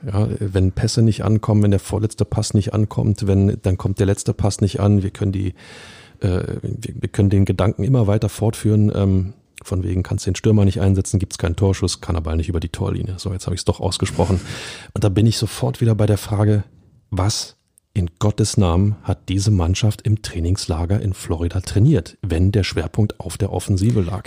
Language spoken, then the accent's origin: German; Berlin, Germany; als Berliner